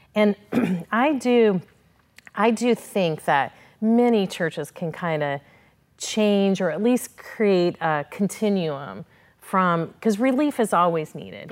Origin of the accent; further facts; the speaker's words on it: Midwest, United States; moved away as an adult; now in Florida, United States; I grew up in the Midwest